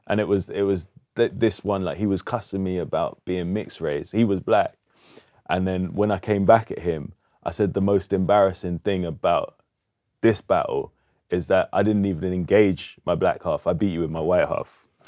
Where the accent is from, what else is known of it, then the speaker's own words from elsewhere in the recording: London, United Kingdom; all my family was Southeast London, but they moved to Northwest, so that's where I grew up